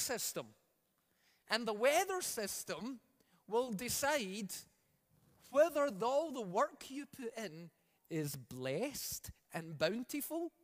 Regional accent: Scotland, United Kingdom; now in Alberta, Canada; I come from Scotland.

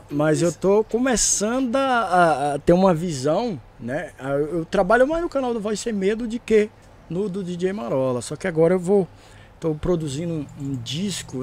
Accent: Cerradão, Federal District, Brazil; a minha quebrada, o Cerradão lá, o DF

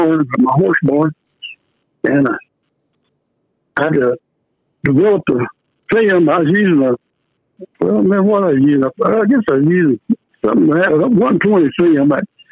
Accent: Vernon / Mesquite, Texas, United States; also born or lived in Davidson, Oklahoma; I was born in Davidson, Oklahoma, down on the southwest corner of the Red River. Then we moved to Vernon and ended up, I guess, when I was in high school at Mesquite.

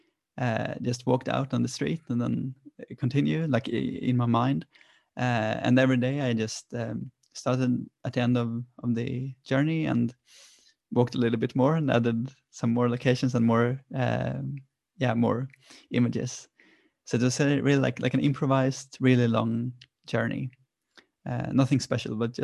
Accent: Sweden; born or raised there

